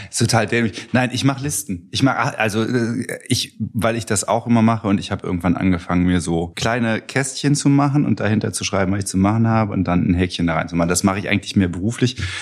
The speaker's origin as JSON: {"language": "German", "region": "Eifel", "country": "Germany", "tie": "born or raised there", "also_born_or_lived": "Trier", "moved": "as an adult", "lives_now": "Cologne, Germany", "said": "ich bin Landkind, komme aus der Eifel und habe da die ersten 19 Jahre meines Lebens verbracht"}